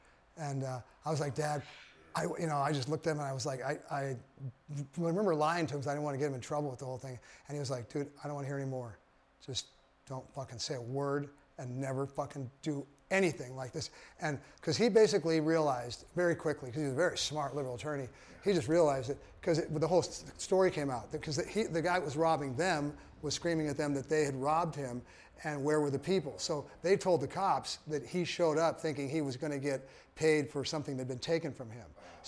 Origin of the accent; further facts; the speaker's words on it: San Jose, California, United States; also born or lived in Santa Cruz; I grew up in San Jose. Oh, Jose, California. My my fam's like old school, third gen, you know, way back.